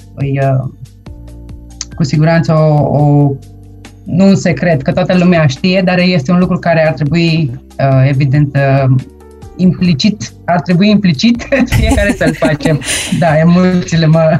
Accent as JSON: {"language": "Romanian", "town": "Deva", "region": "Hunedoara County", "country": "Romania", "tie": "born or raised there", "also_born_or_lived": "Australia", "moved": "as an adult", "lives_now": "Vienna, Austria", "said": "am plecat din România la 19 ani"}